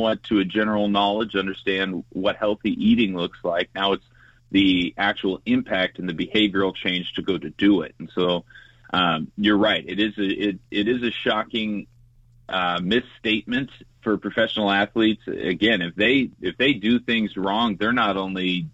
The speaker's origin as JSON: {"language": "English", "region": "Southern California", "country": "United States", "tie": "born or raised there", "said": "I grew up playing sports in Southern California"}